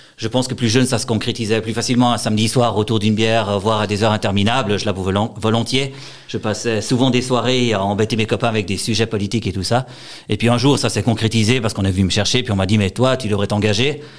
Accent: Valais, Switzerland

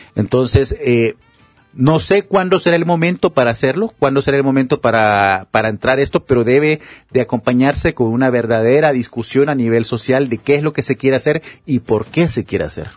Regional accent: Honduras; moved away as an adult; este es el país que yo amo, este es el país en el que yo nací

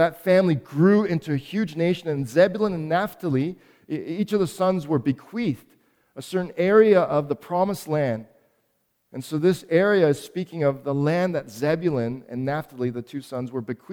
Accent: Toronto, Ontario, Canada; also born or lived in Montreal; I was born in Montreal, but came here to Toronto when I was four, and Toronto is my hometown

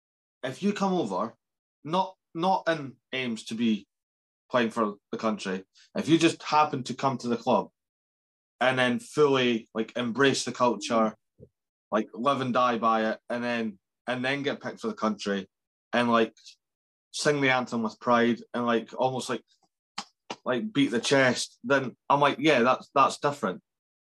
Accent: Scotland, United Kingdom; being Scottish

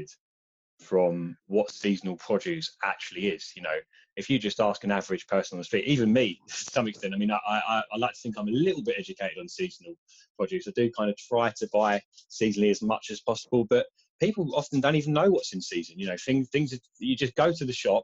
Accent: Kent, South East England, United Kingdom; I come from Kent originally.

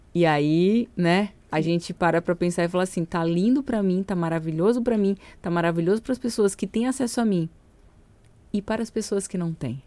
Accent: São Luís, Maranhão, Brazil; moved away; eu sou de São Luís

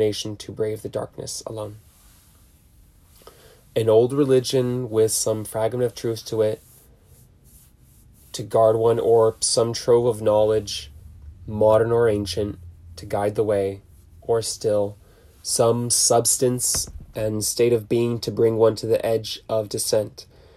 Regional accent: Huntington Beach, California, United States; Growing up in Huntington Beach

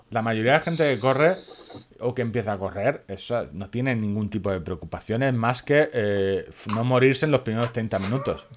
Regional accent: Orihuela, Valencian Community, Spain; en mi pueblo, en Orihuela, cerca de Murcia

